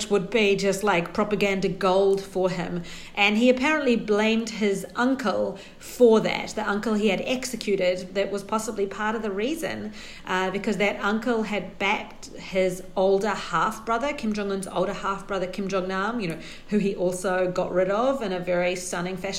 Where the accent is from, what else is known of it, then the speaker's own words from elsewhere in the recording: New Zealand; moved away as an adult; also born or lived in London / Japan; now in Beijing, China; I'm New Zealander, and I grew up there and spent the first 24 years of my life in New Zealand.